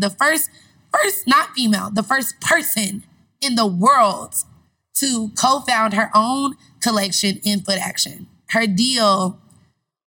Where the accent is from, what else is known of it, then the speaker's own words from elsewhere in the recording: Cleveland, Ohio, United States; also born or lived in Indianapolis, Indiana; I'm from Cleveland, but my mom lived in Indianapolis, so I moved to Cleveland